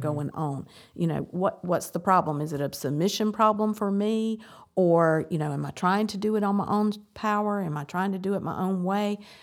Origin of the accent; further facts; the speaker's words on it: the South, United States; I grew up in the South.